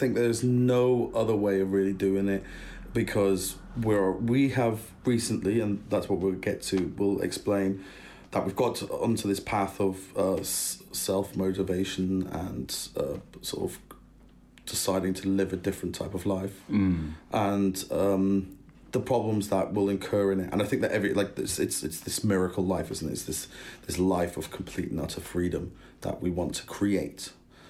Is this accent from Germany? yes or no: yes; Germany; also born or lived in United Kingdom; Both my parents are British. They are cool parents. They're very, very supportive and very, very cool. But they both met in Germany. Hence, I was brought up in Germany.